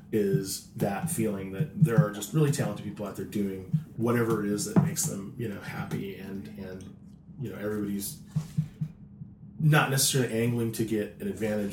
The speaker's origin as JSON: {"language": "English", "town": "Las Vegas", "region": "Nevada", "country": "United States", "tie": "born or raised there", "said": "My hometown is here in Vegas."}